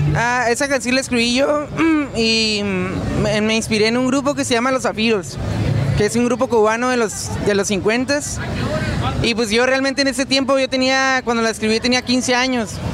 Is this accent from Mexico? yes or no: yes; Mexico; nos la rifemos como mexicanos